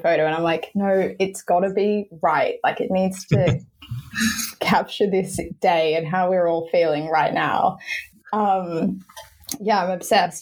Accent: Sydney, New South Wales, Australia; moved away as an adult; now in London, United Kingdom; Yes, I'm originally from Sydney, grew up on the North Shore, um, northern beaches of Sydney.

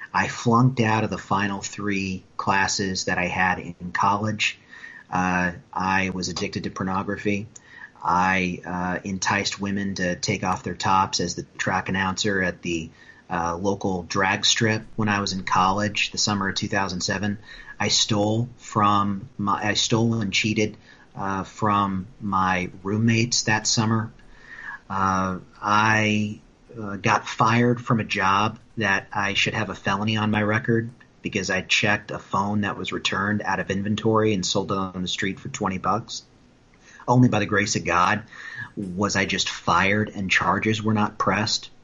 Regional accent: Wright County, Iowa, United States; also born or lived in Speedway, Indiana; my dad moved my mom and myself out to the family farm in Iowa, where I grew up uh, for the next 23 years of my life

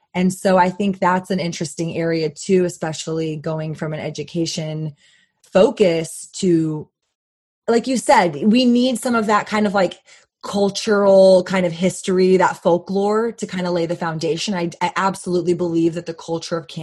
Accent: Texas, United States; as a Texan

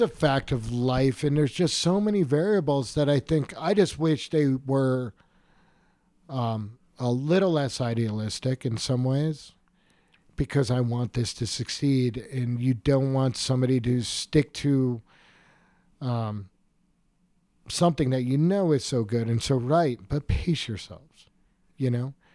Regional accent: Killington, Vermont, United States; I grew up in Killington in the mid-eighties, you know, I grew up on a dirt road.

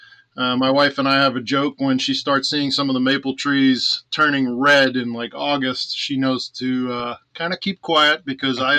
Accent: Long Island, New York, United States; moved away as an adult; now in New Hampshire, United States; I was raised on Long Island

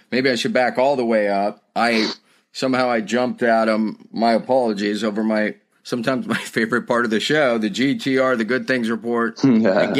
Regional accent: Austin, Texas, United States; I grew up in Austin, Texas.

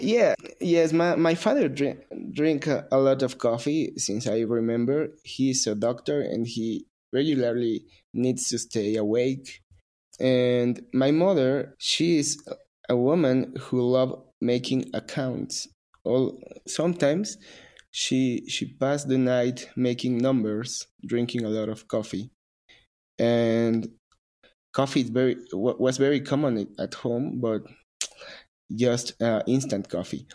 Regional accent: Mexico; I am a barista from Mexico

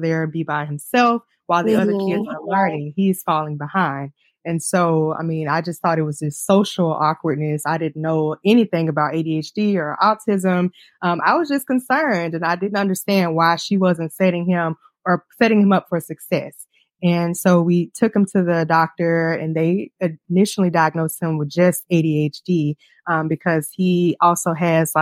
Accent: Jackson, Mississippi, United States; moved away as an adult; also born or lived in Memphis, Tennessee; now in Toledo, United States; I'm originally from Jackson, Mississippi

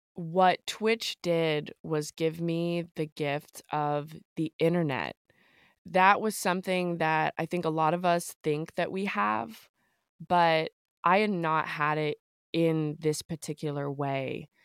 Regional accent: the South, United States; Growing up in the South

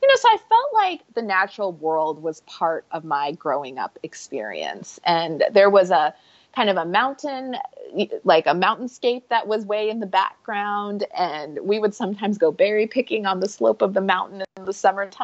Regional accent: Alaska, United States; moved away as an adult; also born or lived in Pennsylvania / Michigan / South Africa / Jamaica (parents); I grew up in the States, way off in Alaska

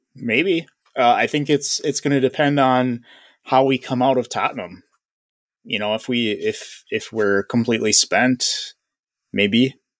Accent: United States; my hardwire, uh, status as an American

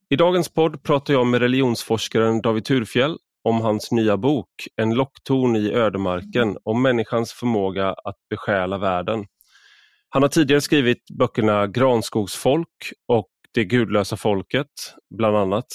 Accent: Sweden; also born or lived in Odense, Denmark; jag var svensk

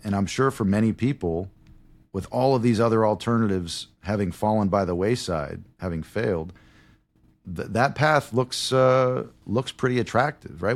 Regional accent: United States; I am American.

